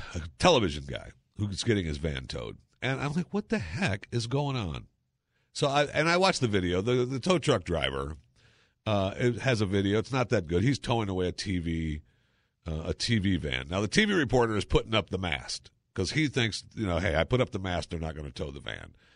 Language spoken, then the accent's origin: English; Saginaw, Michigan, United States; I was born in Michigan. I was born in Saginaw, Michigan, uh, the lower half